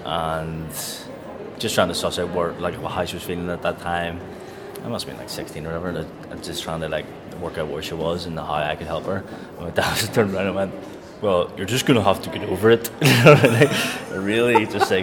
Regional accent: Belfast, Northern Ireland, United Kingdom; I grew up in Belfast, and in a sort of working class community

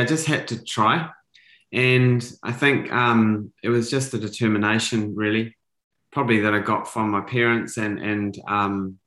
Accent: New Zealand; I was a typical kid growing up in New Zealand

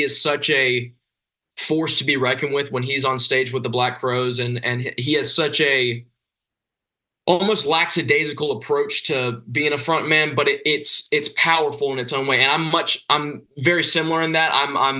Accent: Georgia, United States; February 22nd, we start off in my home state of Georgia. We're playing in Isle 5 in Atlanta.

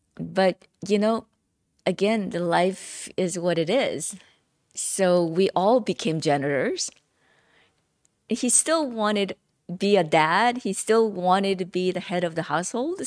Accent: South Korea; English is a second language; moved away as an adult; now in United States; growing up in Korea

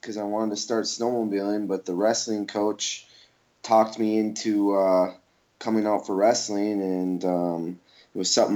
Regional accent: Minneapolis, Minnesota, United States; now in Denver, United States; I'm originally from Minnesota, Minneapolis, Minnesota, but I reside in Denver, Colorado now

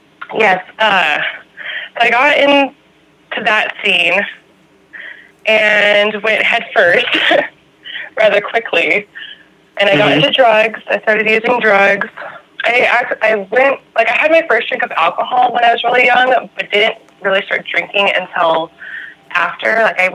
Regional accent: California, United States; I am from

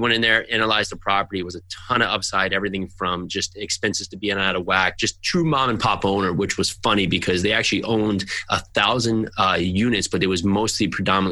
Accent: New Jersey, United States; I'm from New Jersey

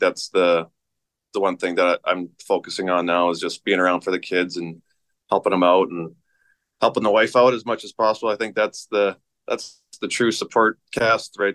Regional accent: Saskatchewan, Canada; growing up in Saskatchewan

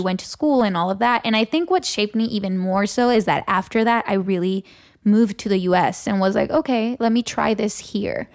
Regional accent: Tijuana, Baja California, Mexico; also born or lived in San Diego, California; now in Los Angeles, United States; So I grew up there, and that's really home

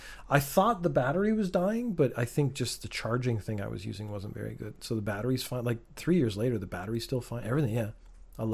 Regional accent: Canada; I'm Canadian.

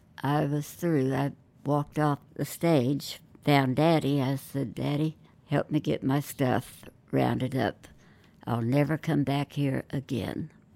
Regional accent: Oklahoma, United States; also born or lived in California; And here I am from Oklahoma and work in California.

